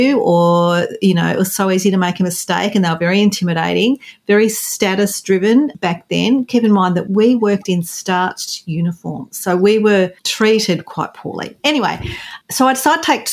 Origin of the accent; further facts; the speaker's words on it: regional New South Wales, Australia; I grew up on a farm in regional New South Wales here in Australia